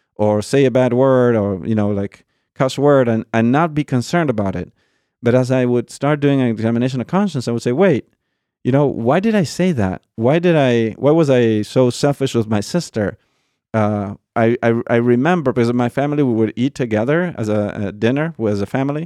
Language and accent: English; Argentina; moved away; I was born in Argentina. Um, born and raised